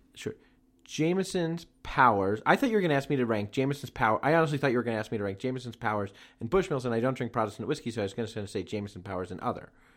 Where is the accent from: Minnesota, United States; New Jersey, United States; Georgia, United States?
New Jersey, United States; my home state of New Jersey